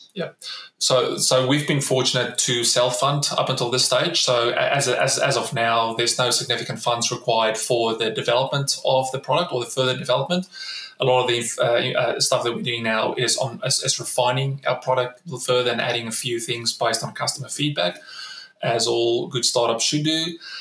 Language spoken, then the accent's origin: English; South Africa; moved away as an adult; now in Australia; As a South African, I grew up in, in South Africa during the 90s